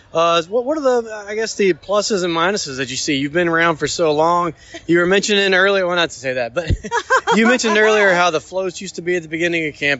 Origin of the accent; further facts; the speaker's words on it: Northwest Rankin, Mississippi, United States; I'm from Northwest Rankin.